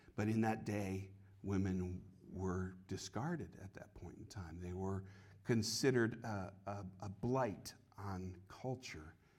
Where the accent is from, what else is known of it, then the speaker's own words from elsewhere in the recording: Connecticut, United States; now in Copley, United States; When I was a kid, uh, growing up in Connecticut, we had redemption centers